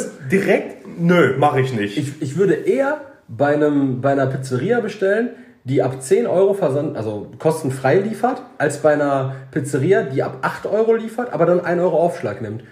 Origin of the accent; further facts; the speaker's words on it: Germany; Wir sind ja Deutsche